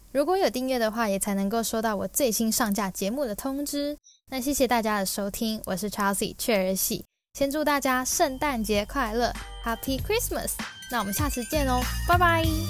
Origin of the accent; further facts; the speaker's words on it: Taiwan; moved away as an adult; now in Ireland; 因为毕竟我们从小在台湾所接触到英语教育都是偏向以美式为主